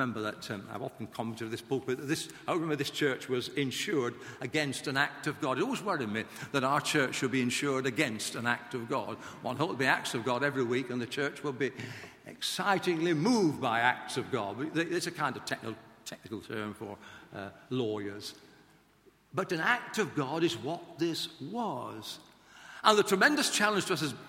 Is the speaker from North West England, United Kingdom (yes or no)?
yes; Blackburn, North West England, United Kingdom; I went to a grammar school in Lancashire, in Blackburn, my hometown